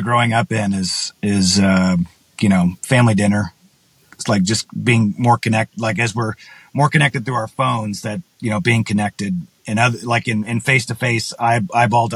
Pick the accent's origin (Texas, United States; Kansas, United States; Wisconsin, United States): Texas, United States; West; moved away; I grew up in West Texas